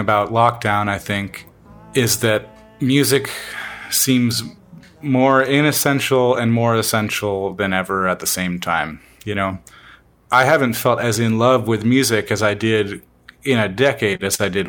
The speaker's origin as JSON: {"language": "English", "region": "Washington", "country": "United States", "tie": "born or raised there", "said": "our experience in Washington, growing up in Washington with the ocean"}